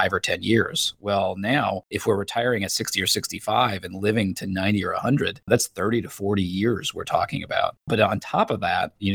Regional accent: Indiana, United States; I grew up in Indiana

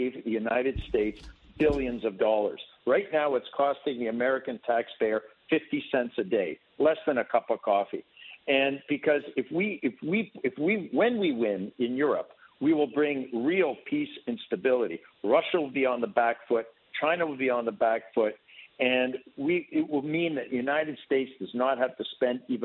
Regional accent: Canada; now in Ukraine; I as a Canadian grew up with this

